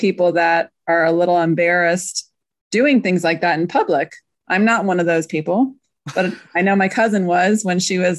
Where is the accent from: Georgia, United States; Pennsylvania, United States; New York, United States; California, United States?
California, United States; moved away as an adult; now in Kansas City, United States; I grew up in California